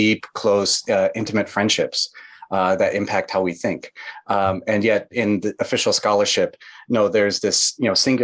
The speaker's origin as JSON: {"language": "English", "region": "Midwest", "country": "United States", "tie": "born or raised there", "said": "I grew up in the Midwest in the United States, a rural town."}